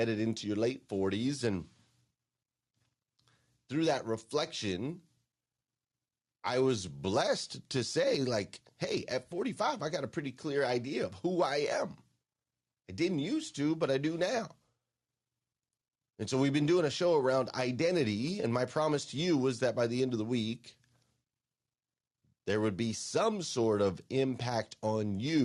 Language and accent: English; Kentucky, United States; I'm coming to you live from Lexington, Kentucky. That's right, my home state.